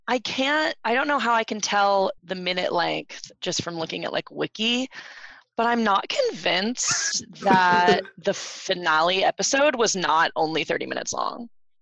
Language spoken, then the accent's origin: English; Massachusetts, United States; born or raised there; now in Los Angeles, United States